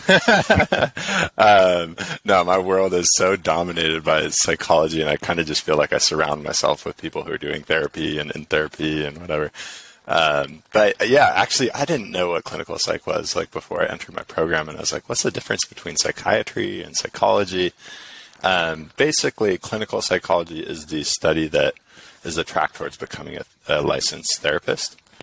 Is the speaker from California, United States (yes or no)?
yes; San Diego, California, United States; I'm from San Diego